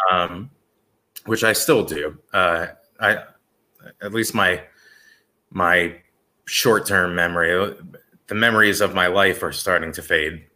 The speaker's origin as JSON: {"language": "English", "area": "Bergen County", "region": "New Jersey", "country": "United States", "tie": "born or raised there", "said": "Bergen County, where I grew up"}